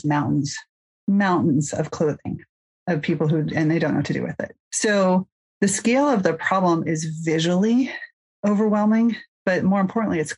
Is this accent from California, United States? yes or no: yes; Mill Valley, California, United States; I hail from Mill Valley, California.